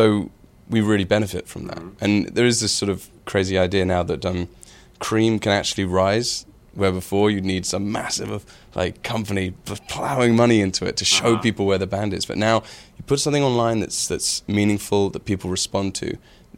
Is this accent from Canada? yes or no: no; United Kingdom; a super British, like we're very British